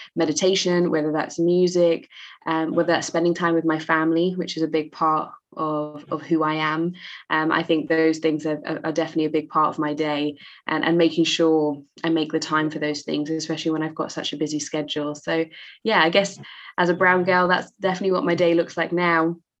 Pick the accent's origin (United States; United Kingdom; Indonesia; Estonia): United Kingdom; London; I grew up in East London, um, which in the UK is a very diverse and, and multicultural part of the UK.